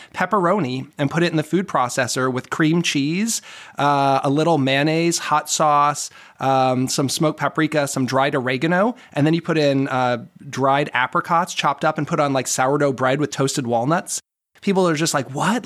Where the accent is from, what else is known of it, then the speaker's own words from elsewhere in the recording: Boston, Massachusetts, United States; moved away; also born or lived in Lancaster, Pennsylvania; I'm from the Boston area originally